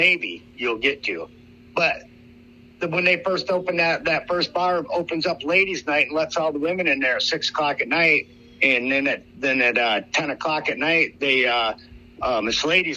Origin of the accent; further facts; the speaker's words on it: Iowa, United States; I am from Iowa